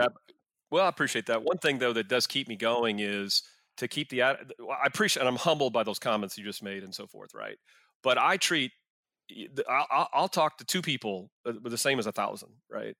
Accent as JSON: {"language": "English", "town": "Arlington", "region": "Texas", "country": "United States", "tie": "born or raised there", "said": "I grew up in Arlington where the stadium is."}